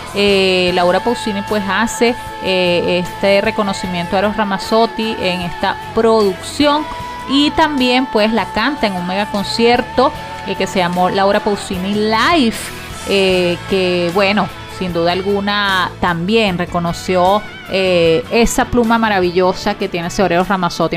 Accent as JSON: {"language": "Spanish", "country": "Venezuela", "said": "como periodista, como mujer, como venezolana"}